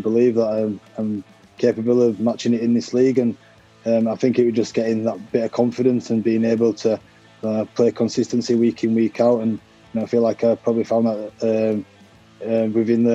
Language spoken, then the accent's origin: English; England, United Kingdom; moved away as an adult; now in Canberra, Australia; us boys that have come from England, we don't have much family and friends here